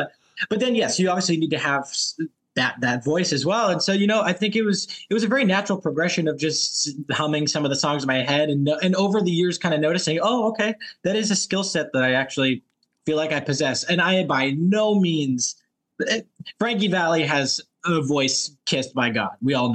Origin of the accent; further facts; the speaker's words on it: Los Angeles, California, United States; I'm from Los Angeles.